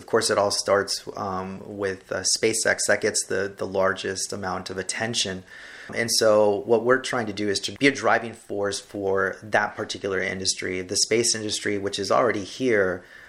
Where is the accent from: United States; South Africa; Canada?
United States; Brownsville, Texas; also born or lived in North Carolina; Brownsville born and raised. I have always had a very large attachment to my city. Graduate of St. Joseph Academy here in Brownsville. The only time that I've ever been away has been for schooling.